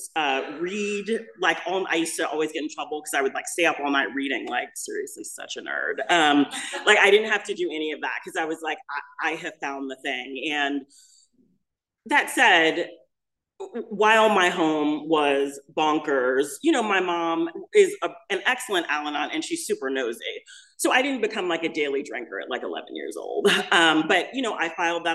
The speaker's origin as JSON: {"language": "English", "town": "Los Angeles", "region": "California", "country": "United States", "tie": "born or raised there", "also_born_or_lived": "Midwest", "said": "I'm actually from the Midwest, but I moved to Los Angeles when I was a little kid. So we're in Los Angeles and we're living in Hollywood"}